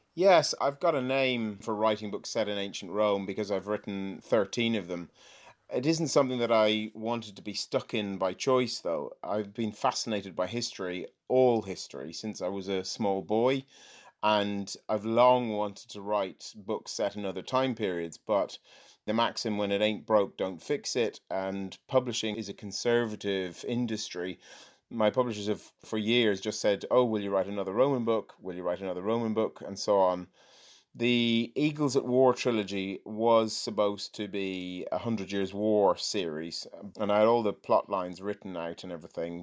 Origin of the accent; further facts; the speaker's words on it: Ireland; moved away as an adult; now in England; I'm Irish.